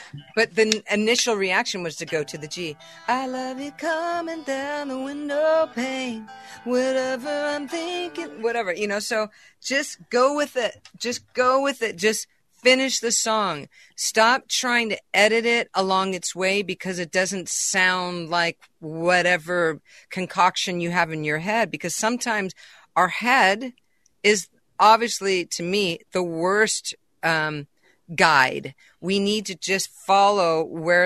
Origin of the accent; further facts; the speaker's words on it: California, United States; also born or lived in Boston; I'm a California girl. I was brought up in California